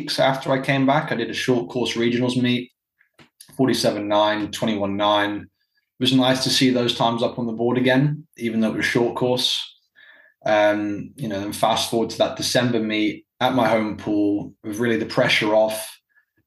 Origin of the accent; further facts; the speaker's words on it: Dubai, United Arab Emirates; moved away as an adult; also born or lived in South Carolina / Virginia; I grew up in Dubai for pretty much 18 years.